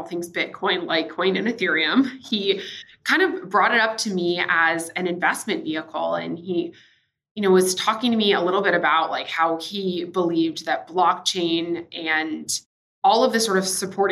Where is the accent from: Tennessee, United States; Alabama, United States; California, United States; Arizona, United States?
Tennessee, United States; Nashville; also born or lived in San Diego / San Francisco / New York / Singapore; now in Miami, United States; I guess I come from Nashville, Tennessee. That's where I'm originally from. I'm currently living in Miami, Florida.